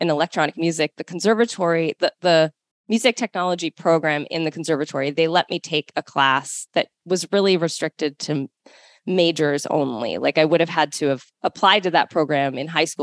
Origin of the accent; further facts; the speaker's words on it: Baltimore, Maryland, United States; My mom had found a teacher in Maryland, in the Baltimore area where I grew up.